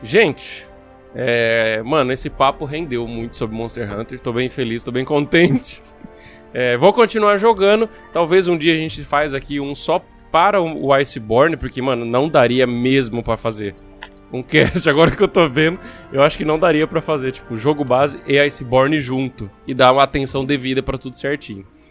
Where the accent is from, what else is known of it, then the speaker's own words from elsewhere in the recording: Brazil; nós somos brasileiros